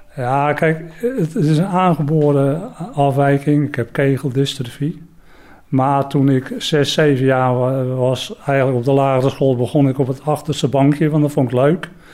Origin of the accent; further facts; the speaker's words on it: Katwijk aan den Rijn, South Holland, Netherlands; ik kom uit Katwijk aan de Rijn